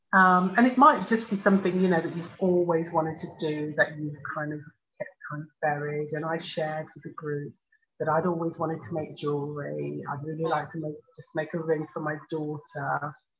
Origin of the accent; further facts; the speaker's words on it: Birmingham, West Midlands, United Kingdom; I was born in Birmingham in the UK. My parents uh, came from Jamaica in the Caribbean.